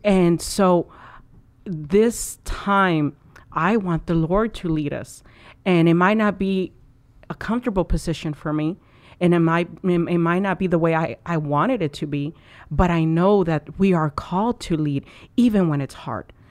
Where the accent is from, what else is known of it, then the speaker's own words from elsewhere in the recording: Mexico; now in United States; I was born in Mexico.